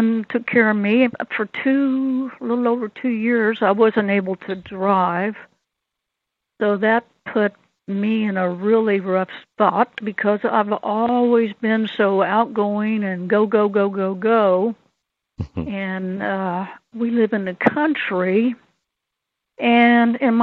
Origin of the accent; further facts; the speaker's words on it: Lexington, Kentucky, United States; We're all from Lexington, Kentucky, although I have one brother that's a Buckeye